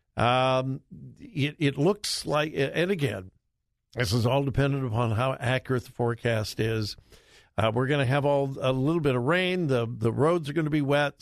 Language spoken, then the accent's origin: English; Southern California, United States; moved away as an adult; also born or lived in Ohio; I'm from Southern California.